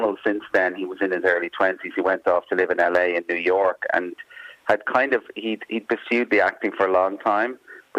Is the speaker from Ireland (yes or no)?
yes; Dublin, Leinster, Ireland; I grew up in Dublin, but I was part of an initiative back in the 70s where a lot of Irish language schools opened up